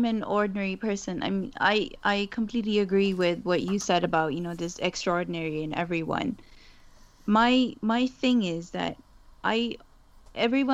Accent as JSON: {"language": "English", "country": "Pakistan", "tie": "born or raised there", "first_language": "Urdu", "second_language": "English", "moved": "as an adult", "lives_now": "United Kingdom", "said": "I was born and raised in Pakistan. And I moved to the UK about 13 years ago"}